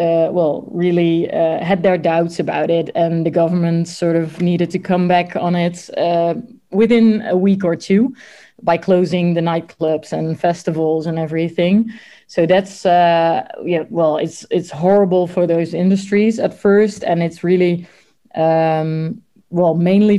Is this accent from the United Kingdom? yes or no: no; 's-Hertogenbosch, North Brabant, Netherlands; my hometown, Den Bosch